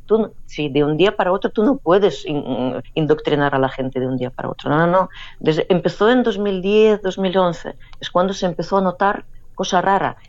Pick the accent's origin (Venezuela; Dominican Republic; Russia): Russia; Saint Petersburg; accent: Saint Petersburg; Spanish is a second language; moved away as an adult; also born or lived in Luhansk, Ukraine; now in Barcelona, Spain; Yo que vine de San Petersburgo con mi acento pronunciado de San Petersburgo